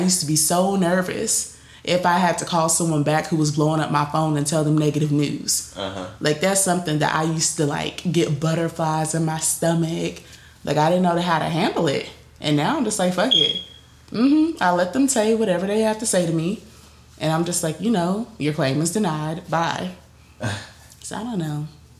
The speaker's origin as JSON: {"language": "English", "town": "Greensboro", "region": "North Carolina", "country": "United States", "said": "I'm from Greensboro."}